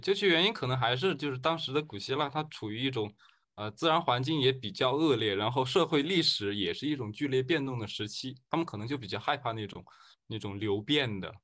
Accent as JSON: {"language": "Chinese", "country": "China", "said": "我们中国人嘛"}